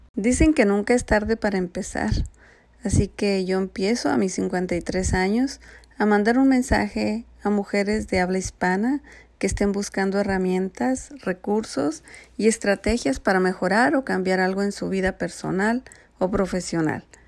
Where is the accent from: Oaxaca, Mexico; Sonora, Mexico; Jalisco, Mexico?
Sonora, Mexico; moved away; soy mexicana, sonorense, casada